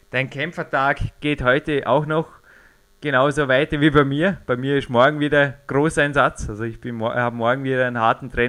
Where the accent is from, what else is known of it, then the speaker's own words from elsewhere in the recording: Austria; Also bei uns in Österreich gibt es einfach auch äh, sehr, sehr gute Milchprodukte